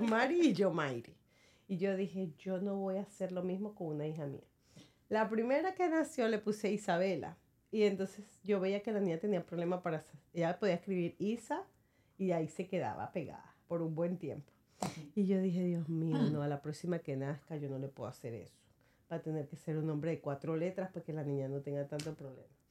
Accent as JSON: {"language": "Spanish", "country": "Venezuela", "moved": "yes", "lives_now": "United States", "said": "Soy venezolana"}